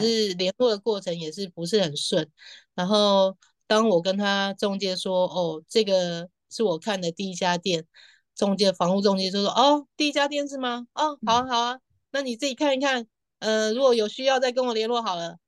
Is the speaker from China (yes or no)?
no; Taiwan; moved away as an adult; now in Paris, France; 我告诉他我六月底要回台湾